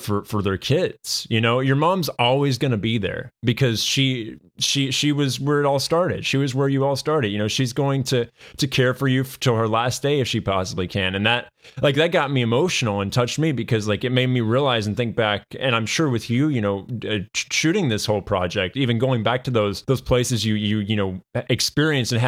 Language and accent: English; United States; I was born here in the United States